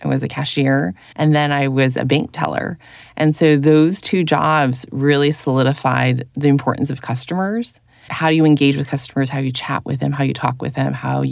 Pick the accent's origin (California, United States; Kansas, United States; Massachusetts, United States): California, United States; Berkeley; also born or lived in Midwest / Taiwan; I moved to California when I was 3. We went to Berkeley, California, where my dad was a grad student.